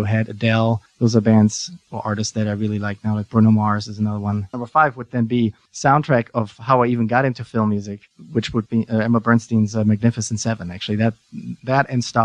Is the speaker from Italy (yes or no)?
no; Germany; moved away; I'm from Germany originally.